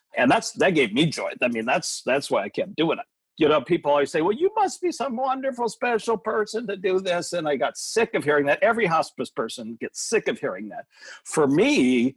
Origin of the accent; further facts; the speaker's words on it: United States; as American adults